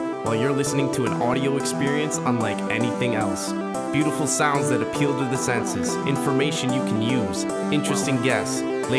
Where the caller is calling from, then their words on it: Norway; Calling in from Norway.